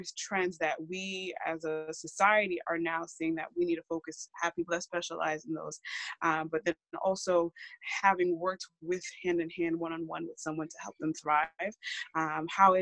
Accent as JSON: {"language": "English", "region": "Massachusetts", "country": "United States", "tie": "born or raised there", "said": "I am born and raised in Massachusetts"}